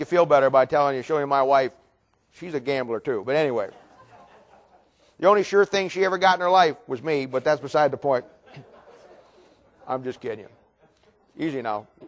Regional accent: Ohio, United States; moved away; when I was in Ohio, I grew up in Ohio

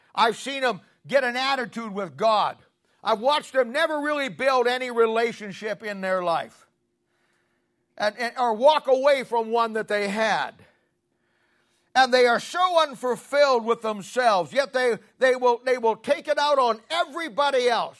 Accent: Canton, Ohio, United States; I grew up in Canton, Ohio

